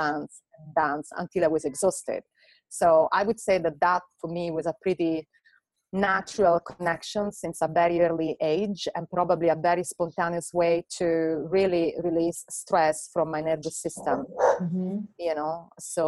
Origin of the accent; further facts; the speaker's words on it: Italy; moved away as an adult; also born or lived in Hungary / London; I moved from Italy to Hungary. I studied circus there. And then from Hungary, while I was working also in an NGO, I went to London